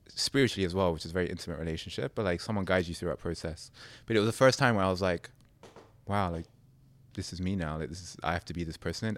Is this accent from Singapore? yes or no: no; United Kingdom; accent: British; my accent's very British